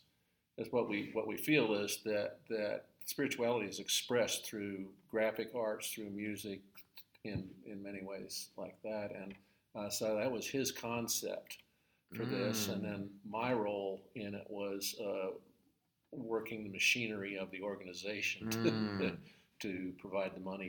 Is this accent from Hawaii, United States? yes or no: no; Long Beach, California, United States; now in Amarillo, United States; California, Southern California.